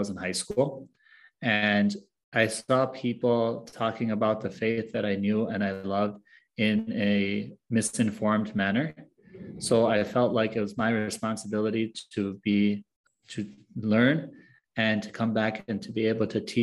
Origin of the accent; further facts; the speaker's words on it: United States; also born or lived in Egypt; I was born and raised in the United States